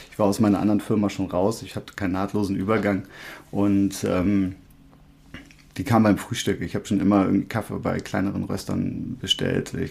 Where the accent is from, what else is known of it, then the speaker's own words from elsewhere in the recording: Buchholz in der Nordheide, Lower Saxony, Germany; also ich bin in Buchholz geboren, habe ein paar Jahre in Holmseppensen gelebt, bin dann aber in der äh, Buchholzer Umgebung aufgewachsen